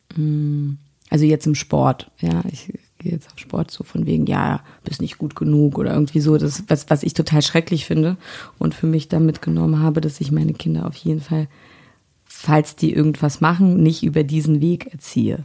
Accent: Berlin, Germany; Hier in Berlin war halt der Döner überall, ja. Das war Döner, Pommes und dann mm, Blinchiki zu Hause

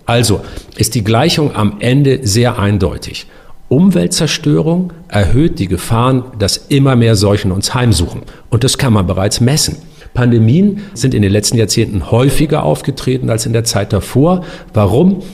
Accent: Northern Germany, Germany; Ich bin ja auch ein Norddeutscher

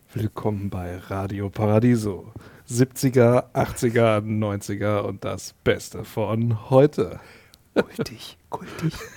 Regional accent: Berlin, Germany; bei uns in Berlin

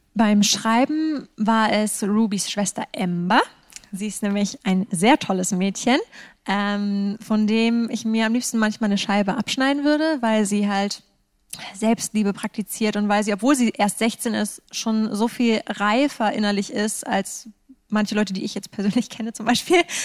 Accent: Northern Germany, Germany; also born or lived in Edinburgh, Scotland; ich mich als Norddeutsche

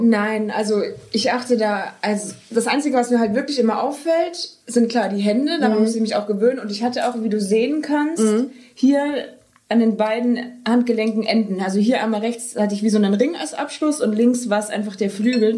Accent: Wunsiedel, Bavaria, Germany; now in Cologne, Germany; ich komme ja aus Bayern

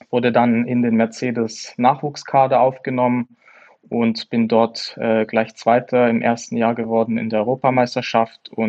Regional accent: Germany; ja, auf jeden Fall als Deutscher, ähm, klar, Schuhmacher.

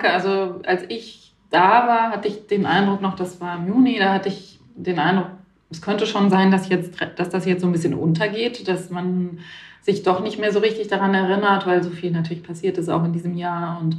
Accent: Baden-Württemberg, Germany; now in Berlin, Germany; Nee, nee, ich bin in Berlin zu Hause. Ich komme alle, ich komme aus Baden-Württemberg

